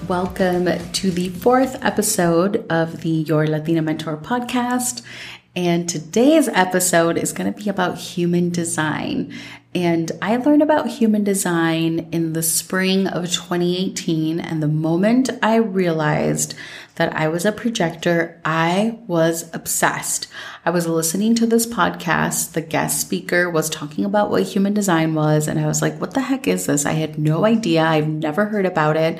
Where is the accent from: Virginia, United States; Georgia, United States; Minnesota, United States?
Minnesota, United States; growing up in Minnesota